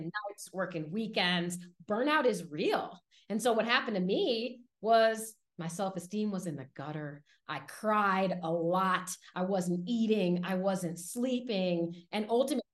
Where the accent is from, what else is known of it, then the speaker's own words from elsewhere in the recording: Washington, District of Columbia, United States; So I grew up in Washington, D.C., and I grew up in a low-income, predominantly Black neighborhood